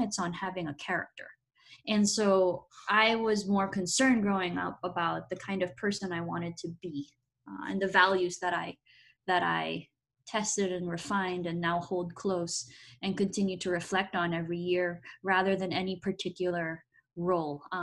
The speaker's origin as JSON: {"language": "English", "country": "Philippines", "tie": "born or raised there", "moved": "as an adult", "lives_now": "United States", "said": "I grew up in the Philippines, a much more collectivist rather than individualist society"}